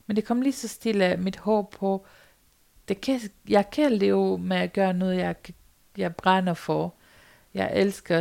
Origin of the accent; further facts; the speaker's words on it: Romania; Danish is a second language; moved away as an adult; now in Denmark; min barndom, hvor jeg kommer fra Rumænien, og jeg boede på landet